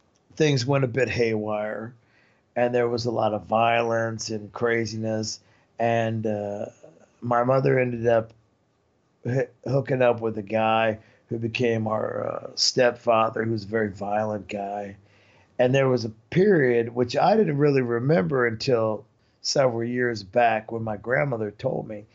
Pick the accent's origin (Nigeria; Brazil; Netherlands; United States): United States; Marion, Indiana; moved away as an adult; also born or lived in La Fontaine, Indiana; now in Europe; I was born in Marion, Indiana, and then I lived in LaFountain, Indiana, which was a little bit north.